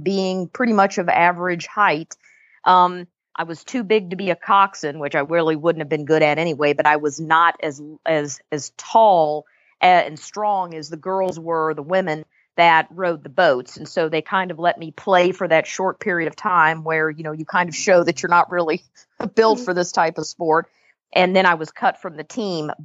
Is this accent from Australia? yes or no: no; Louisville, Kentucky, United States; moved away; also born or lived in Jacksonville, Florida / Northampton, Massachusetts; I grew up in Louisville, Kentucky